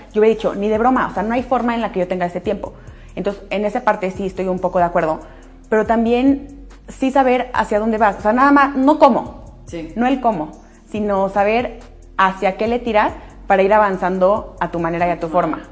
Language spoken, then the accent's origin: Spanish; Aguascalientes, Mexico; las dos somos de Aguascalientes y de toda la vida del colegio